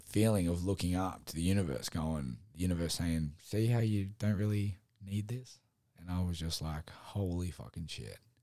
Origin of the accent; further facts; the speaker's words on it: Sydney, New South Wales, Australia; I said, Sydney.